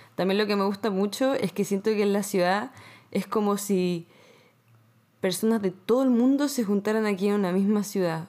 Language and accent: Spanish; Santiago, Santiago Metropolitan Region, Chile; moved away as an adult; now in Montreal, Canada; Yo soy de La Reina, también de Santiago